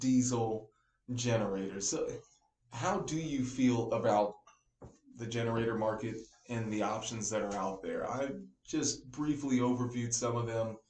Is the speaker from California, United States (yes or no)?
yes; California, United States; as a Californian